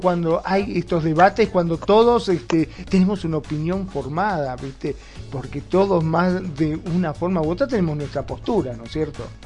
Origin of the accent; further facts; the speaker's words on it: Argentina; acá en Argentina, en mi país